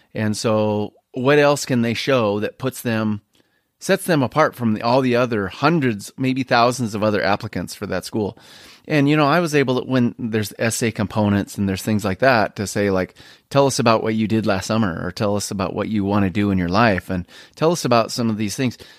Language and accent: English; Spokane, Washington, United States; what I grew up with here in Spokane